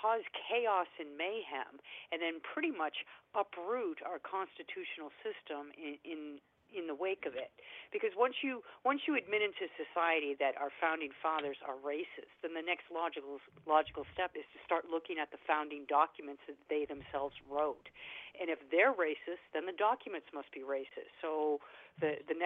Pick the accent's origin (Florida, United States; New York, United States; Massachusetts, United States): Massachusetts, United States; now in Georgia, United States; I was born in Massachusetts, and then I moved down south and in Georgia